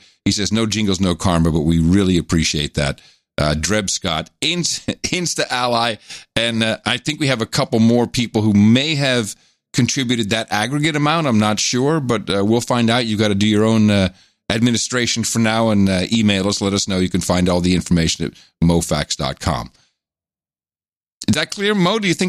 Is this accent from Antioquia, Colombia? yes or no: yes; Medellin, Antioquia, Colombia; English is a second language; There's something I perceive while growing up in Medellin, Colombia, where classism is very evident.